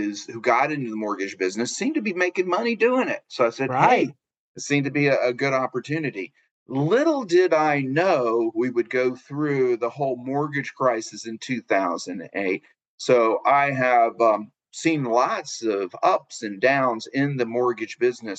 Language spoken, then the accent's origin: English; Atlanta, Georgia, United States; I'm an Atlanta native, born and raised, never left